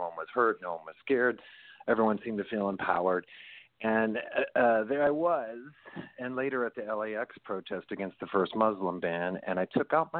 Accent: New York, United States; now in Los Angeles, United States; You know, I'm a New Yorker. I'm in Los Angeles now, but having grown up in New York, you know, we were aware of him well before he was the president.

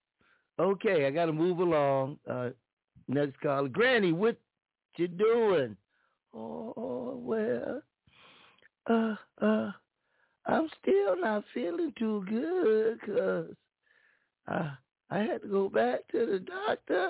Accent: Bridgeport, United States; I am from Bridgeport

